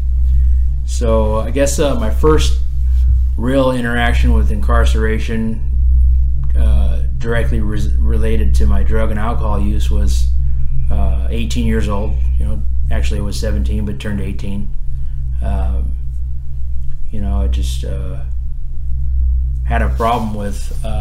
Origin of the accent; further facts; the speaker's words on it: Orange County, Silverado Canyon, California, United States; I'm from Orange County, up in Silverado Canyon